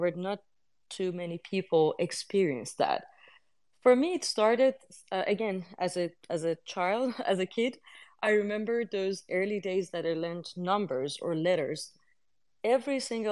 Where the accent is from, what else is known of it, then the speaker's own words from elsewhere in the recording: Iran; moved away; I come from Iran, which is in the Middle East.